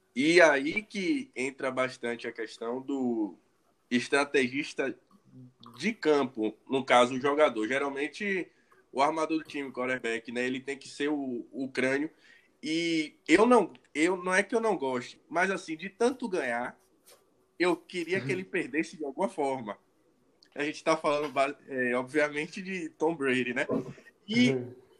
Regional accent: Bahia, Brazil; eu sou baiano

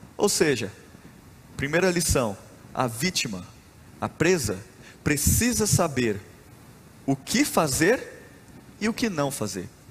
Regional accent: Rondonópolis, Mato Grosso, Brazil; Eu sou mato-grossense, eu nasci em Rondonópolis, no Mato Grosso

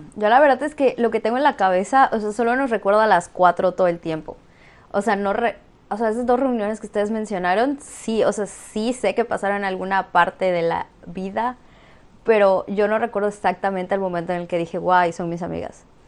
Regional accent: Campeche, Mexico; now in Mérida, Mexico; Y soy de Campeche, pero actualmente estoy viviendo en Mérida

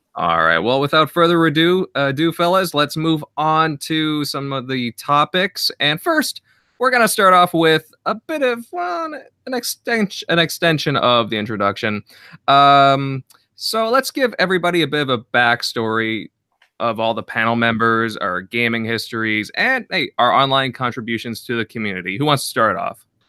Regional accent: Southern Ontario, Canada; I'm from Ontario, so, uh, like, Southern Ontario

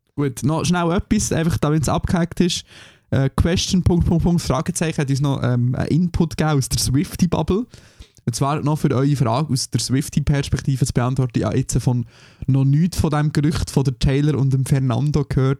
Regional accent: Switzerland; now in Germany; für mich als Schweizer

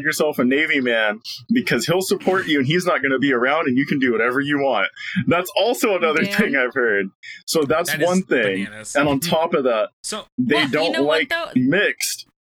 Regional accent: Philippines; no one believes I'm Filipino.

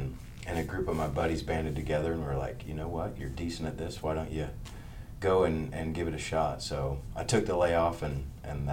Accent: Pike County, Illinois, United States; moved away as an adult; now in Springfield, United States; I grew up in Pike County, so small town west over the Twin Eagle Bridges

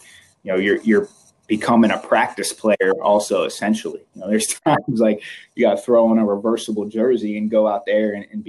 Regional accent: Cincinnati, Ohio, United States; the fact that I was from Cincinnati caught his eye.

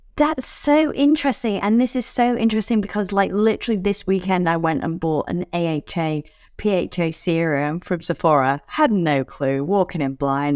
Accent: United Kingdom; now in Australia; As a Brit who lives in Australia

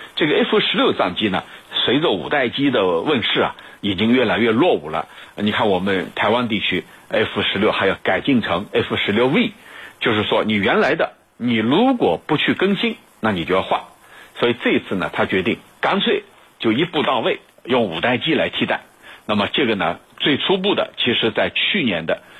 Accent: China; 我们中国人这个都很清楚

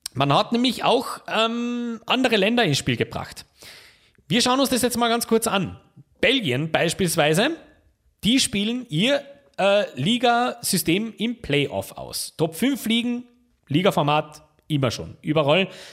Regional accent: Austria; Bei uns in Österreich

